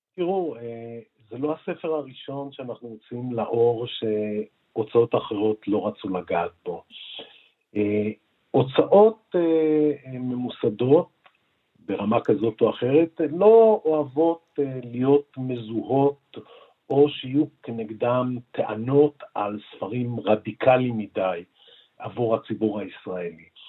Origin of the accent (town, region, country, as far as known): Israel